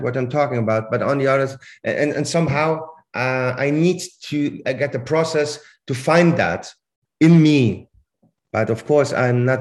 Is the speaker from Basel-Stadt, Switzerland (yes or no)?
yes; Basel, Basel-Stadt, Switzerland; first language Swiss German; English is a second language; moved away as an adult; now in Germany; I'm from Basel, right? I grew up in Basel and I learned this language quite early.